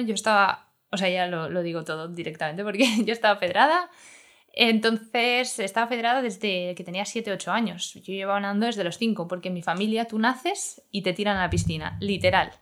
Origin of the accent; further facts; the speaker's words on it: Madrid, Community of Madrid, Spain; somos de Vallecas